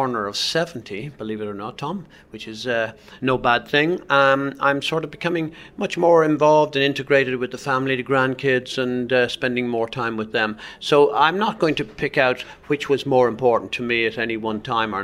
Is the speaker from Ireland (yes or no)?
yes; Ireland; moved away; I was what's known as an Irish blagger